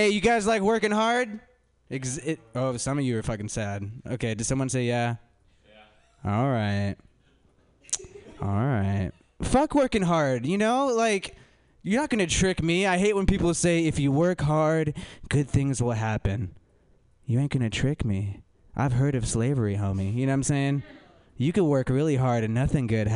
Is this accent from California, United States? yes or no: yes; California, United States; I'm from California